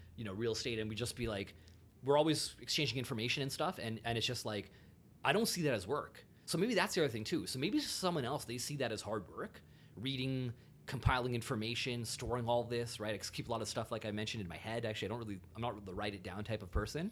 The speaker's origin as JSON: {"language": "English", "area": "GTA suburbs", "region": "Ontario", "country": "Canada", "tie": "born or raised there", "said": "I grew up uh, throughout like different GTA suburbs"}